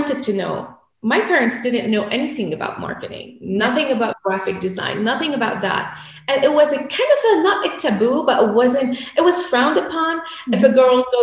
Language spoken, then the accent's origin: English; Lebanon; I grew up in Lebanon, so I'm a war child